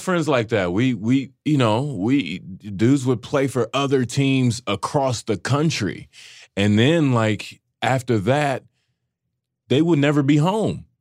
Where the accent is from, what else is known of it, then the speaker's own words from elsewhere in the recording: Dallas, Texas, United States; I'm from Dallas